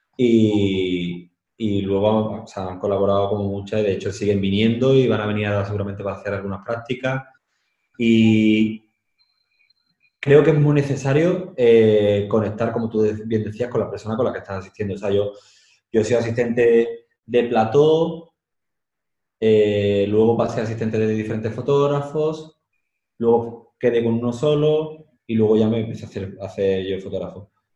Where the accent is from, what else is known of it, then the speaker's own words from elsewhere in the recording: Andalusia, Spain; moved away as an adult; also born or lived in Madrid; now in Seville, Spain; Yo he tenido que viajar mucho para apreciar mi tierra